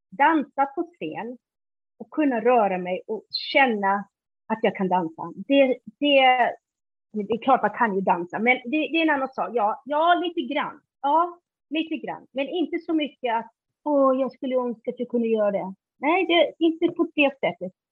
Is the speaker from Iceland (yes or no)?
yes; Iceland; Swedish is a second language; now in Sweden; Innan dess när jag var liten på, Island då, då ville jag ha motorcykel men de sa nej till min bror att köra motorcykel.